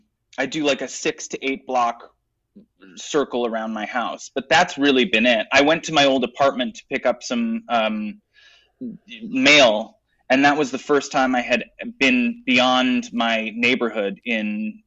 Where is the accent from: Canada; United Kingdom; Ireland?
Canada; now in United States; being here as a Canadian who has healthcare and understands the benefits of it